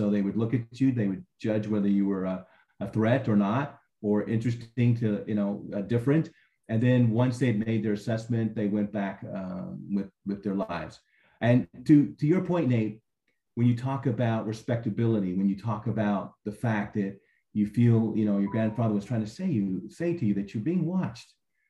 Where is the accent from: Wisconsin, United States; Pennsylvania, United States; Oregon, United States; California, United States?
California, United States; also born or lived in Arizona / Hawaii; if we walked into a restaurant where I grew up in California or anywhere else, Arizona, Hawaii, you know, people wouldn't even bat an eye or look up at you.